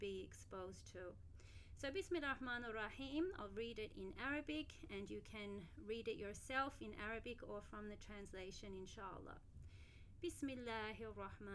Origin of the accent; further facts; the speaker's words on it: Australia; now in Abu Dhabi, United Arab Emirates; I'm from Australia and I currently live in Abu Dhabi